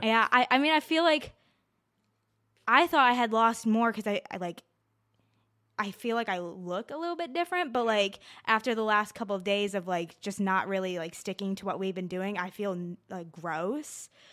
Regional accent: Mayfield, New York, United States; I grew up in Mayfield, New York.

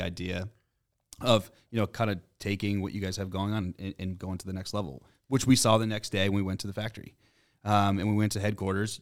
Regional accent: Boston, Massachusetts, United States; we're from Boston

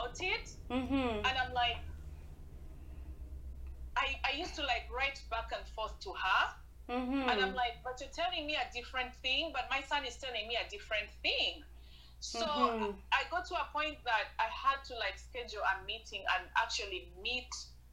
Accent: Uganda; now in Canada; I'm proudly Ugandan.

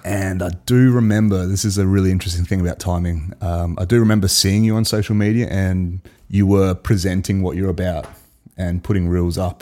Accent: Adelaide, South Australia, Australia; we're two mates from South Australia, Adelaide

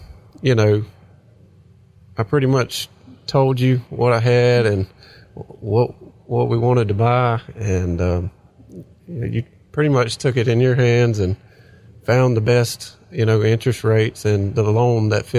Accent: Climax, Georgia, United States; also born or lived in Atlanta, Georgia; now in Whigham, United States; I'm 28. I'm from Climax, Georgia.

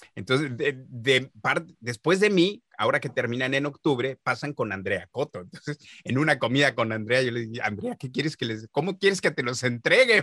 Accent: Mexico; yo soy mexicano

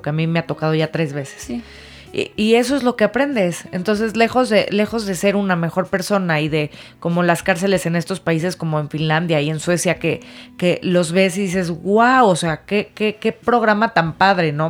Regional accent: Mexico; como mexicanos

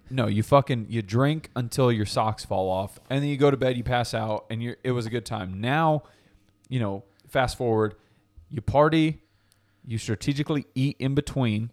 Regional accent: New Haven, Connecticut, United States; I grew up in New Haven

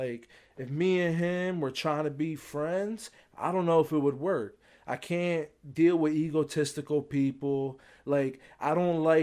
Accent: United States; I'm American

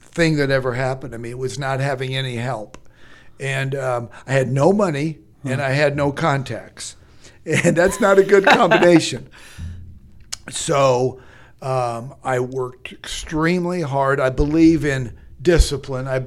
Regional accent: Omaha, Nebraska, United States; moved away as an adult; also born or lived in Dallas, Texas; I grew up in Omaha, and then I moved to Dallas, Texas in 1983.

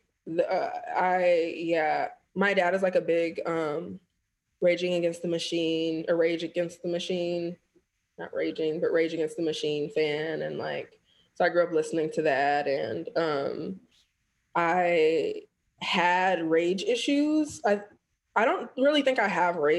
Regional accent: United States; I am Black American

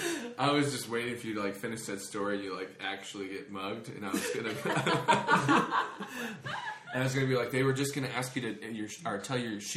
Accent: St. Louis, Missouri, United States; I grew up in North County, St. Louis or whatever.

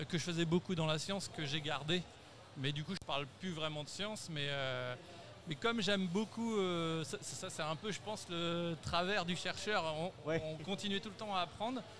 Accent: Montbazon, Centre-Val de Loire, France; je suis de Montbazon.

